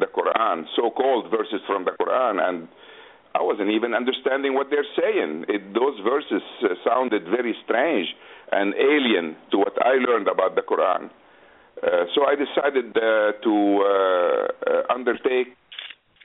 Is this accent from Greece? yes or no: no; Beirut, Beirut Governorate, Lebanon; English is a second language; moved away as an adult; also born or lived in United States; now in Jeddah, Saudi Arabia; I was born in Beirut, Lebanon, in 1944. I moved to the United States in 1969